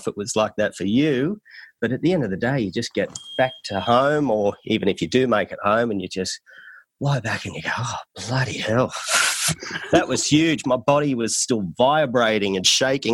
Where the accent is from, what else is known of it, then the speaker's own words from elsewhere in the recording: Australia; accent: Australian; my Australian accent